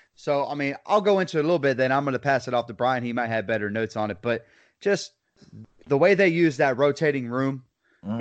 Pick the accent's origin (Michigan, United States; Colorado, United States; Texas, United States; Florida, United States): Florida, United States; Lake Wales; I'm from Lake Wales, Florida, good old Polk County